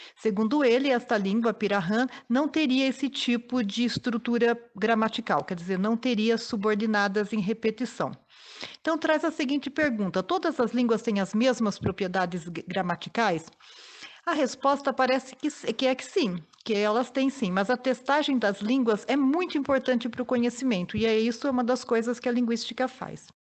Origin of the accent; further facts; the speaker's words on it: Campinas, São Paulo, Brazil; moradora de Campinas